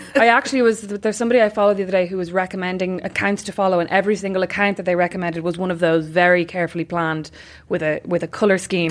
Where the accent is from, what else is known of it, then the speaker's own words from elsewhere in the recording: Ireland; we're Irish